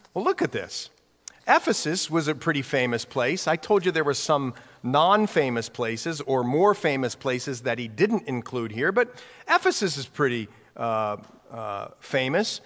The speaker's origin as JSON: {"language": "English", "area": "near Columbus", "region": "Ohio", "country": "United States", "tie": "born or raised there", "also_born_or_lived": "Newark, Ohio / Hawaii", "moved": "as an adult", "said": "we grew up in Ohio, uh, right in the middle of the state of Ohio, okay? And, uh, right near Columbus, little town near there"}